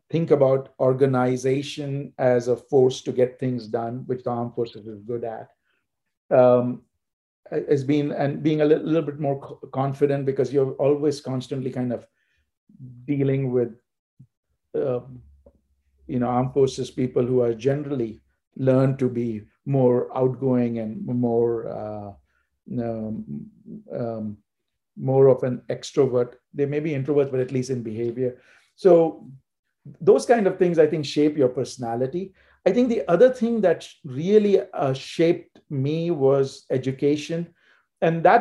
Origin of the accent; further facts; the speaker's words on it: India; especially growing up in India that gives you a, a very different perspective of what is meant by organization, order.